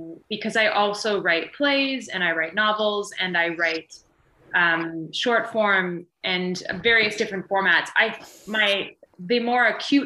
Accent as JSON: {"language": "English", "town": "Vancouver", "region": "British Columbia", "country": "Canada", "tie": "born or raised there", "said": "I grew up in Vancouver"}